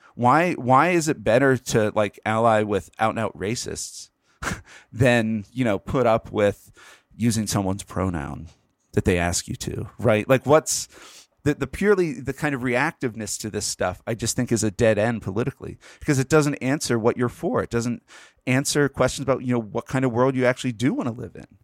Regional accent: Pennsylvania, United States; Pennsylvania, my home state.

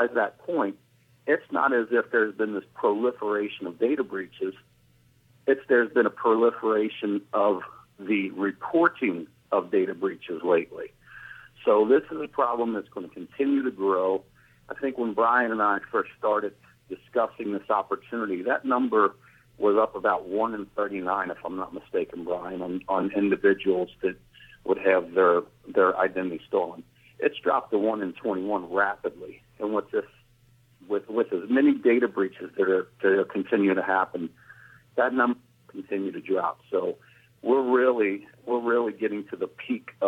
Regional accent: Kentucky, United States; my home state of Kentucky

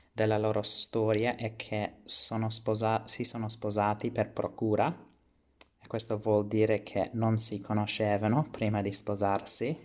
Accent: Australia; Italian is a second language; sono, ho 25 anni e sono australiano però d'origine italiana, come già sapete.

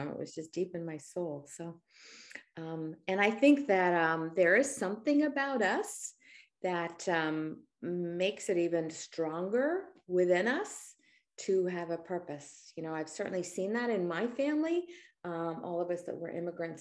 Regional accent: Australia; now in United States; both of us are immigrants. I was born in Australia in the outback

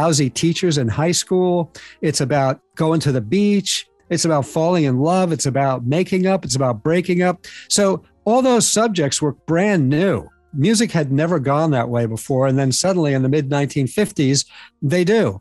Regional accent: New York, United States; when I was a kid growing up in New York, I grew up in the 60s

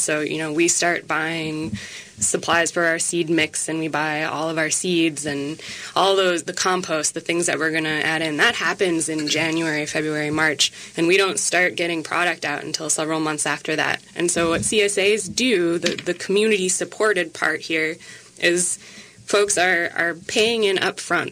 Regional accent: Minneapolis, Minnesota, United States; now in Wabasha, United States; I grew up in the Twin Cities, so it feels like coming home

